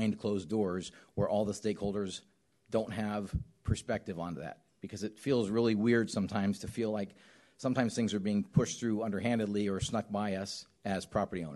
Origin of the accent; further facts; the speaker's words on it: Southern California, United States; I grew up in Southern California on the beach